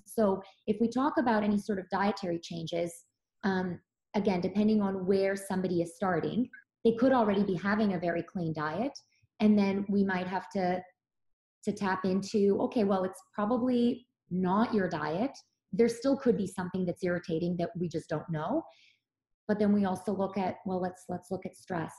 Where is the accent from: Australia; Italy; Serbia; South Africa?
Serbia; Belgrade; moved away; I grew up in Serbia really was um, there were farmers farmers markets every day in um, Belgrade where I lived